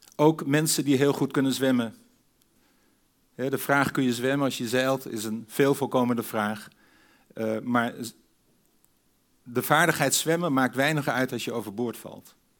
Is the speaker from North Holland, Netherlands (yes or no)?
no; Sneek, Friesland, Netherlands; Ik groeide op in Sneek in Friesland tussen de meren.